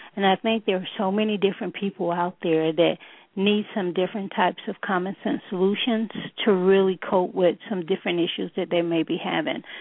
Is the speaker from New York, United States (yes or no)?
yes; New York City, New York, United States; a native New Yorker